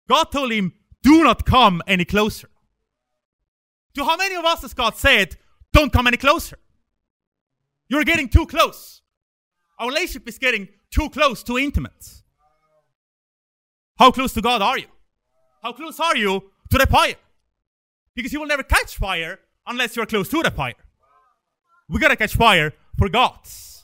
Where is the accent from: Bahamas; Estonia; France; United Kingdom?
Estonia; now in Sweden; I come from Estonia, and I moved here 2011.